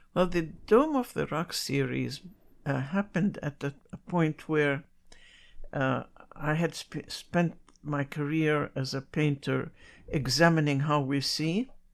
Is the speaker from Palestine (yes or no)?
yes; Jerusalem, Palestine; now in New York City, United States; I was born in Jerusalem before Israel was ever created. So, in my memory is a very wonderful society